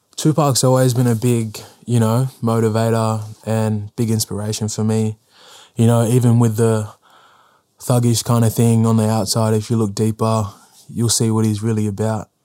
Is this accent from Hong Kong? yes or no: no; South Australia, Australia; I was born in South Australia